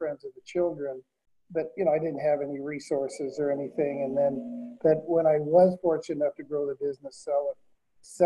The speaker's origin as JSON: {"language": "English", "town": "Portland", "region": "Oregon", "country": "United States", "tie": "born or raised there", "said": "I grew up in North Portland"}